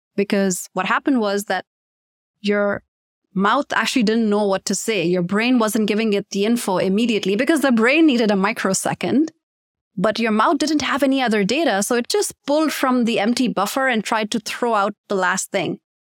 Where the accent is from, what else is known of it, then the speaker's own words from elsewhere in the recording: Pakistan; the term native speaker is always very confusing for Pakistanis because we do grow up speaking in English.